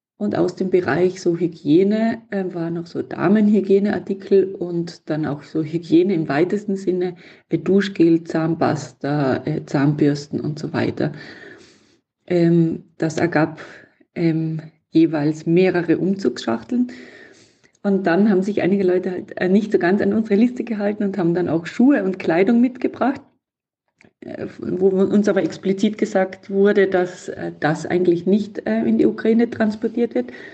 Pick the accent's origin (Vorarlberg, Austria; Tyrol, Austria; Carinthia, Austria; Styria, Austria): Tyrol, Austria; in meiner Heimatregion in Tirol